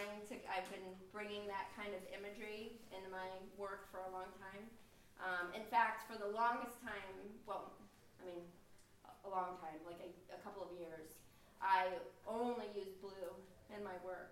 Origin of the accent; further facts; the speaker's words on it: Akron, Ohio, United States; I grew up just outside of Akron